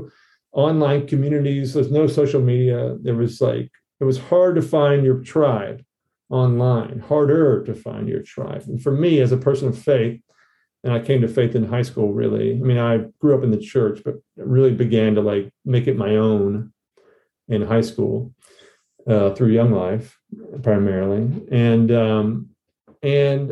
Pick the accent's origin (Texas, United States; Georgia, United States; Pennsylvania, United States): Georgia, United States; moved away as an adult; also born or lived in New York City; I'm from Georgia. So I went to school in Georgia